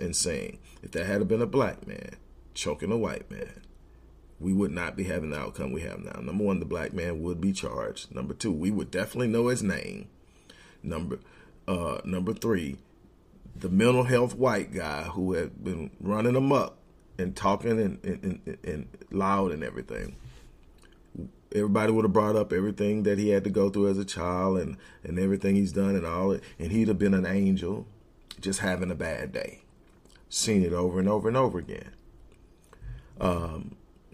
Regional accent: Houston, Texas, United States; I'm from Houston, and so are we.

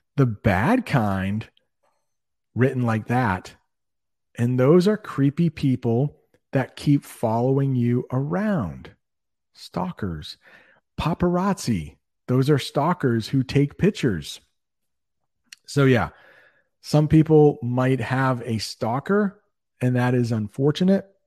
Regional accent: United States; I'm an American

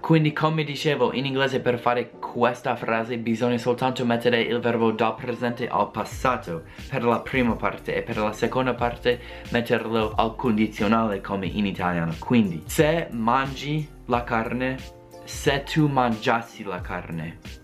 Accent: United States; Italian is a second language; io non sono italiano, sono americano

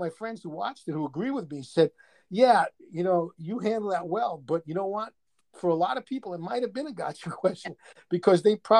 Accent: New York City, New York, United States; accent: New York; moved away as an adult; now in Arizona, United States; I'm originally from Brooklyn.

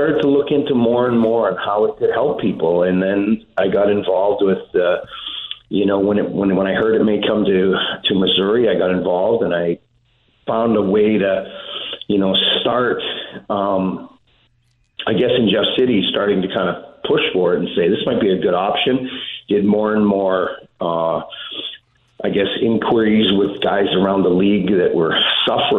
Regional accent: Saskatoon, Saskatchewan, Canada; moved away; We grew up in Saskatoon

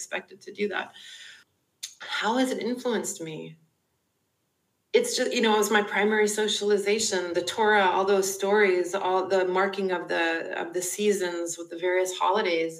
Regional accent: Canada; moved away; also born or lived in United Kingdom / Emeryville, California; being Canadian and living in the UK

